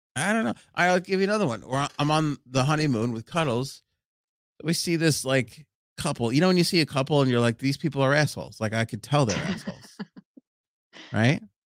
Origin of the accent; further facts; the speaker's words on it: New York City, New York, United States; Howard Beach.